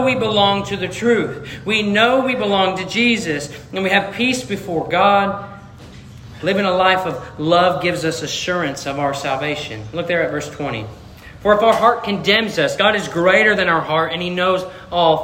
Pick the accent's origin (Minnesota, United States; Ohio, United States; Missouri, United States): Missouri, United States; I'm from Missouri. I'm from the show me state